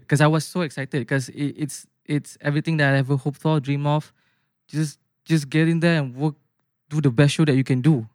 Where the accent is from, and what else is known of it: Bandar Seri Putra, Selangor, Malaysia; born or raised there; moved away as an adult; now in Putrajaya, Malaysia